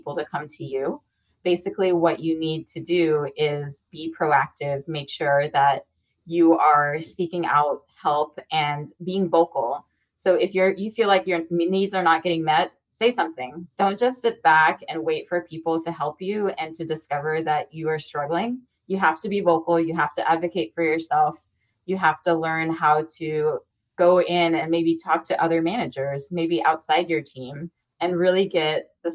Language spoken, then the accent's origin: English; United States; I'm an American woman with a lot of privileges, I came from a middle-class background